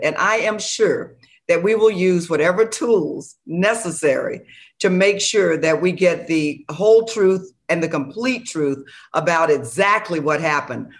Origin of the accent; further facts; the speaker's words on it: Florida, United States; an African-American woman born and raised in Florida, running for the U S Senate